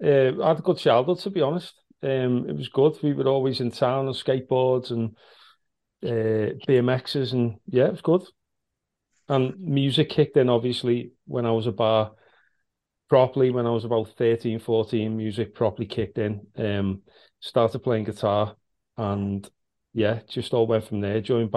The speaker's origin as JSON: {"language": "English", "town": "Liverpool", "region": "North West England", "country": "United Kingdom", "tie": "born or raised there", "said": "I grew up in South Liverpool. Basically, … concert, to be honest with you. Yeah, not far from where … are from. I grew up in Gattaca, which is just on the... Well, and Walton as well. It's like the same postcode."}